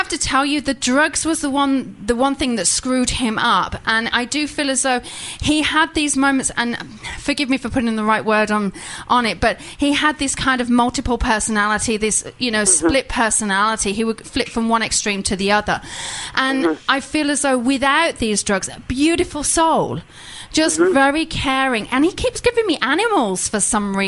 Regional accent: England, United Kingdom; I'm English

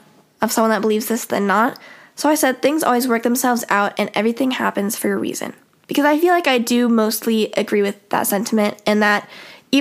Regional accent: Midwest, United States; I like growing up in the Midwest.

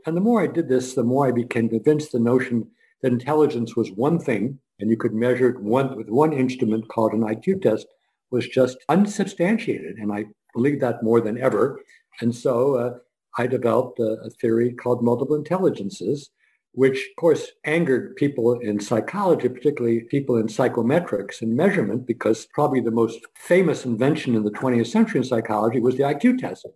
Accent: Scranton, Pennsylvania, United States; I was born in Scranton, Pennsylvania

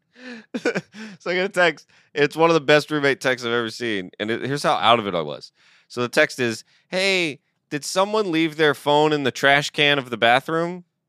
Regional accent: Georgia, United States; I'm from Georgia

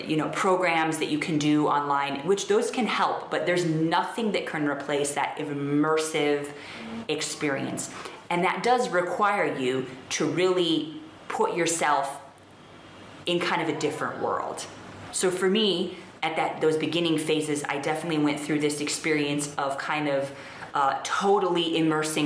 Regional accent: United States; moved away as an adult; now in India; as an American

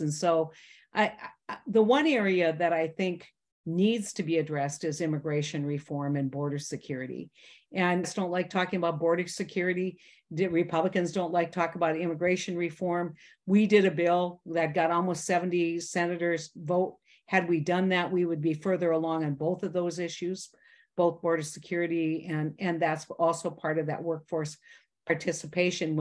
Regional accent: North Dakota, United States; I'm a kid from North Dakota, small town, ninety people

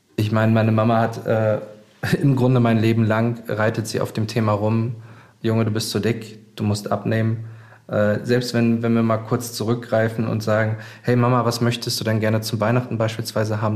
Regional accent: Hamburg, Germany; moved away as an adult; now in Berlin, Germany; 35 Jahre, gebürtiger Hamburger, seit knapp sieben Jahren Wahlberliner

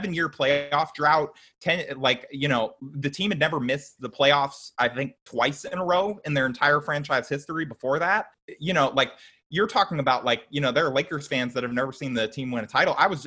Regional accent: Orange County, California, United States; I grew up in Orange County

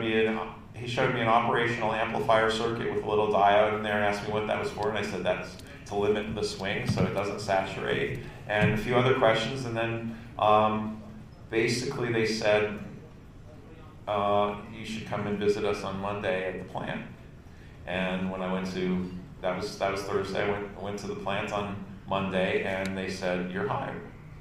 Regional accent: Summit, New Jersey, United States; now in Delaware, United States; Originally, I'm from New Jersey, USA. I was born in Summit, New Jersey, and I lived there almost my whole life. 3 years, 4 years ago, I moved to Delaware, across the river.

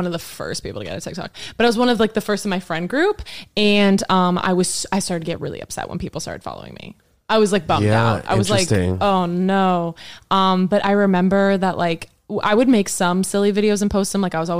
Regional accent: Texas, United States; Like going from Texas to Oklahoma was such a culture shock

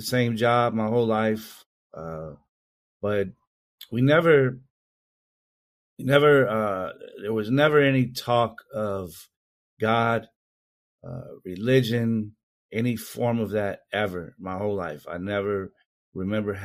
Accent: Indianapolis, Indiana, United States; I grew up in Indianapolis, Indiana, and born and raised there

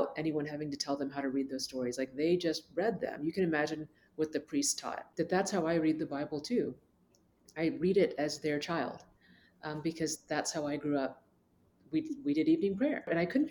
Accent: Dallas, Texas, United States; I'm from Dallas, born and raised, and my parents are from Asia, India

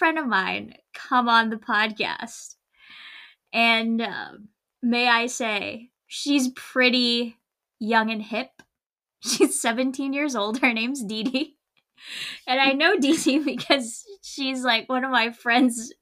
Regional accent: Philippines; moved away; when I was growing up in the Philippines

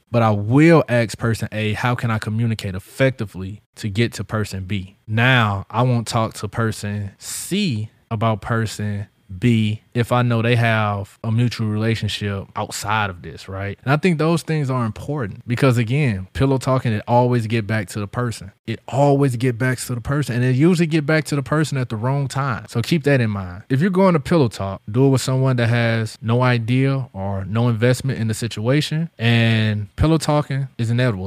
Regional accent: St. Louis, Missouri, United States; now in Central Florida, United States; my hometown in Saint Louis

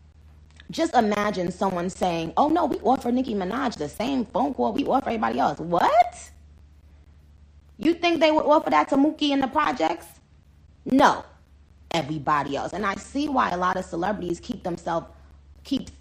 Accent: Trinidad & Tobago; moved away; I was born in Trinidad.

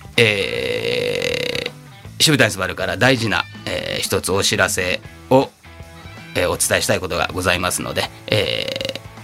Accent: Takatsuki, Osaka, Japan; 自分が本当住んでた生まれ育った町の地元にもありますから、えー、高槻店とかね

